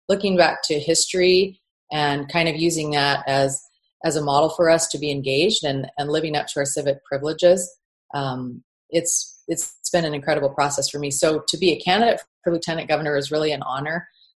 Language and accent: English; Arizona, United States; also born or lived in California / Missouri / Oregon; now in Utah, United States; I was born in California, moved to Missouri with my family, and Arizona and Oregon, and graduated from high school in Arizona.